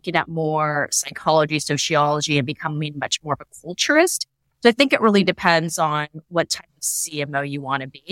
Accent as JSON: {"language": "English", "area": "Silicon Valley", "region": "California", "country": "United States", "tie": "born or raised there", "also_born_or_lived": "New York City", "said": "I was kind of born and bred in Silicon Valley"}